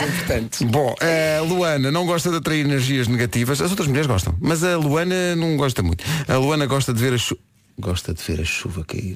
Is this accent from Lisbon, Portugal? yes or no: yes; Lisbon, Portugal; eu sou aqui de Lisboa